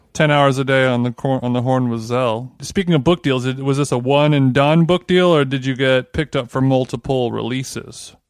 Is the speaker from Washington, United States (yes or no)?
no; Orange County, California, United States; now in Los Angeles, United States; I'm from the O C